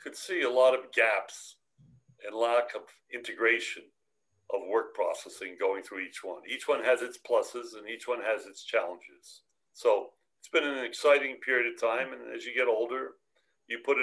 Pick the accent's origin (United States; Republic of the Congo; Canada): United States; East Coast; I grew up on the East Coast